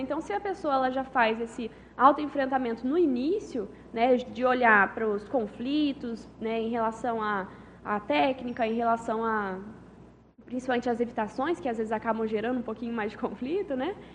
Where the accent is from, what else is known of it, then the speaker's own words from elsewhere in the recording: Conceição dos Ouros, Minas Gerais, Brazil; moved away as an adult; now in Foz do Iguaçu, Brazil; eu sou natural de Conceição dos Ouros, Minas Gerais